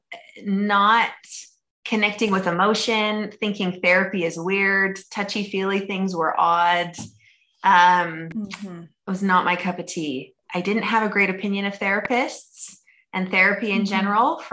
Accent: Idaho, United States; moved away as an adult; now in Orem, United States; So I am originally from Idaho. That's where I was born and raised

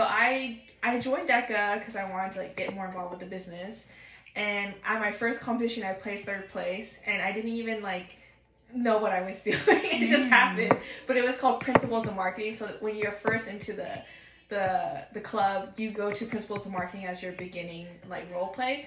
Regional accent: Pacific Northwest, Oregon, United States; also born or lived in Seattle; I'm from the Pacific Northwest. Been grown and raised here my whole life. I've only moved once to Seattle, and then, you know, I had to come back to Oregon

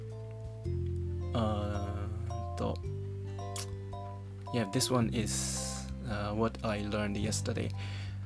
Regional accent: Japan; first language Japanese; English is a second language; my language, Japanese

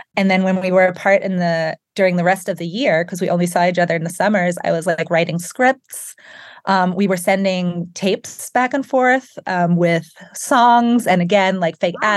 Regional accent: Germany; moved away as an adult; also born or lived in England / France; now in United States; I grew up in Germany and then worked in England and studied in England and France

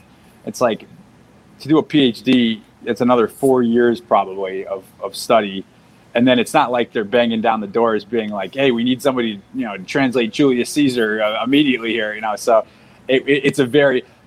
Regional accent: Massachusetts, United States; moved away; I'm originally from Massachusetts

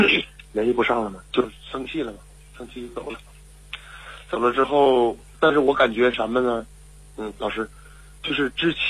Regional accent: Liaoning, China; 啊、我是辽宁人。

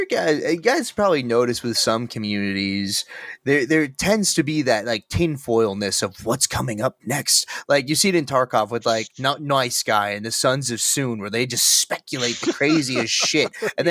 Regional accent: Santa Cruz, California, United States; I grew up in Santa Cruz. We're right next to Silicon Valley tech companies.

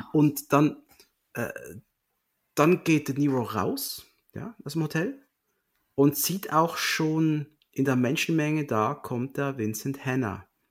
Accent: Switzerland; bin ja Schweizer

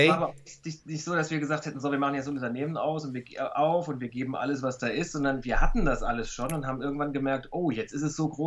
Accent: Saarbrücken, Saarland, Germany; Gut, ich bin in Saarbrücken groß geworden, da ist man halt auch schnell in Frankreich.

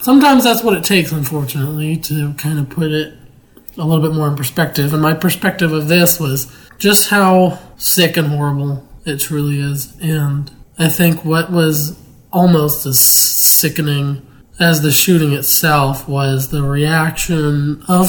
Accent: Pittsburgh, Pennsylvania, United States; moved away; my hometown of Pittsburgh, Pennsylvania

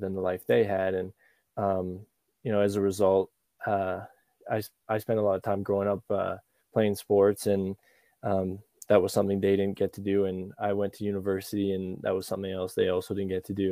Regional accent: Calgary, Alberta, Canada; I was born in Calgary, and that's where I grew up most of my life. That's in Alberta

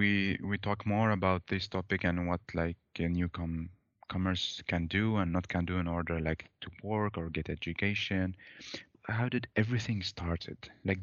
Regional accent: Iraq; moved away as an adult; now in Sweden; For me, I was from 2010 from Iraq.

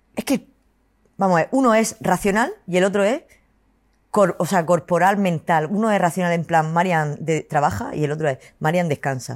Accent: Cartagena, Region of Murcia, Spain; yo soy cartagenera, murciana, a muerte

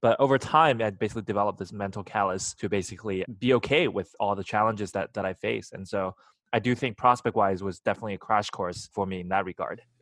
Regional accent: China; moved away; I was born in China

